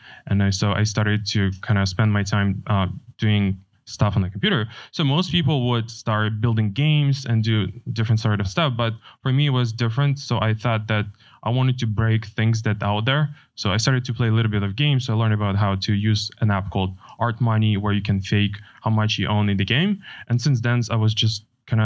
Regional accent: Ukraine; now in United States; I was born in Ukraine

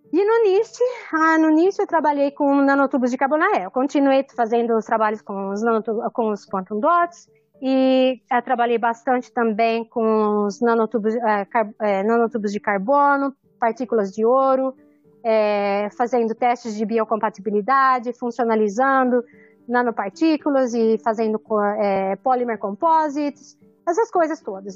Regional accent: Araraquara, São Paulo, Brazil; moved away as an adult; also born or lived in Ribeirão Preto / Washington; now in New Orleans, United States; eu nasci em Araraquara, estudei em Ribeirão Preto, fiz química na USP de Ribeirão Preto

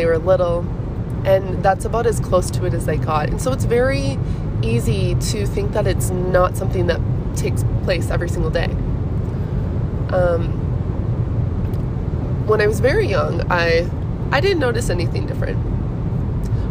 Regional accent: Minnesota, United States; moved away; I'm from Minnesota

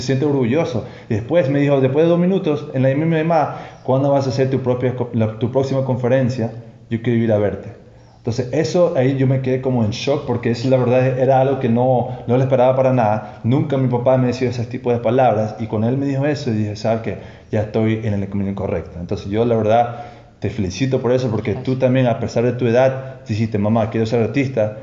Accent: Toronto, Ontario, Canada; moved away as an adult; now in Ecuador; yo obviamente soy de Toronto, Canadá.

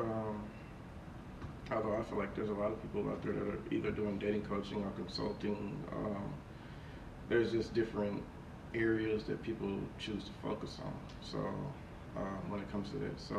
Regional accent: Fort Worth, Texas, United States; I grew up in Fort Worth, Texas.

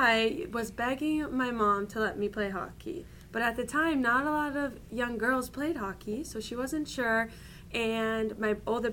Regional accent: Downers Grove, Illinois, United States; moved away; I'm from Downers Grove. My family, we still live here

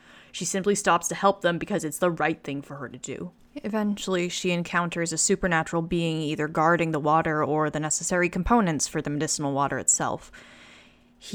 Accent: China; I grew up in China because my dad worked there for several years. My Mandarin is comparatively awful given what it used to be because I'm out of practice

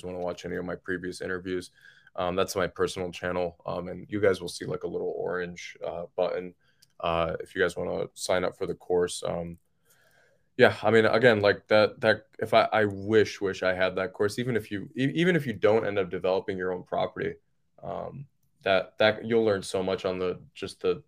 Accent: Detroit, Michigan, United States; now in Asheville, United States; I grew up in Detroit, Michigan

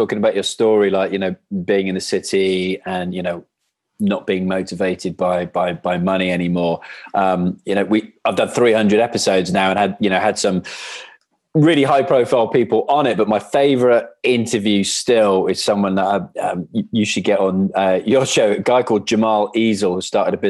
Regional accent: Wales, United Kingdom; we're chatting rugby and stuff like that, being Welsh.

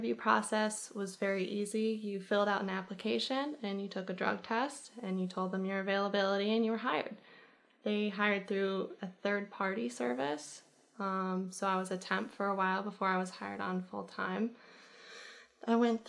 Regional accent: Illinois, United States; now in Washington, D.C., United States; I worked in an Amazon warehouse to save money near my hometown off of 57.

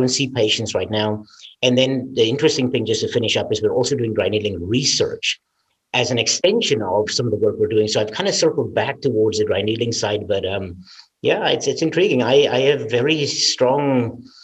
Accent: Cape Town, Western Cape, South Africa; now in Iowa, United States; I was born and raised in South Africa, in Cape Town, just outside of Cape Town

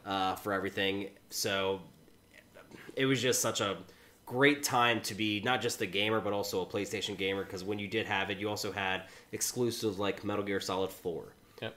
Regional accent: United States; I grew up only 90 minutes outside of Dayton

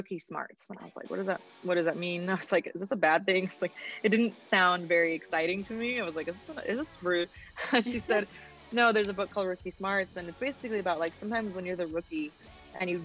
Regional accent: Oxnard, California, United States; I'm from Oxnard, California. My family is from Mexico. Both my parents' families are originally from there. And I grew up in a city that feels like a small town

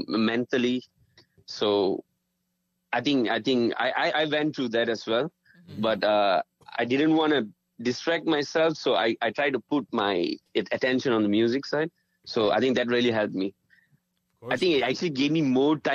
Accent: Malaysia; also born or lived in Chennai; I was born in Malaysia.

